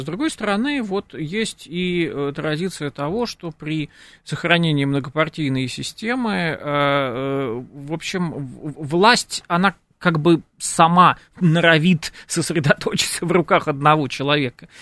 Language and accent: Russian; Moscow, Russia; нам уже москвичам